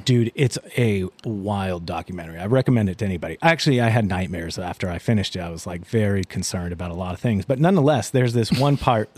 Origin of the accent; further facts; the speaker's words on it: Atlanta, Georgia, United States; moved away; I'm originally from Atlanta, Georgia.